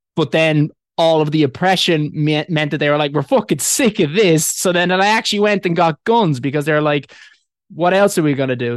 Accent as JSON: {"language": "English", "town": "Dublin", "region": "Leinster", "country": "Ireland", "tie": "born or raised there", "moved": "yes", "lives_now": "United Kingdom", "said": "I was born in Dublin"}